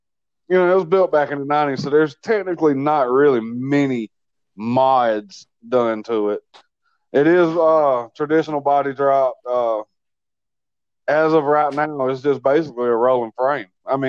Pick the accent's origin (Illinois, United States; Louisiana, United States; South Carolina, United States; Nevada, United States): South Carolina, United States; Greenville; Greenville, South Carolina.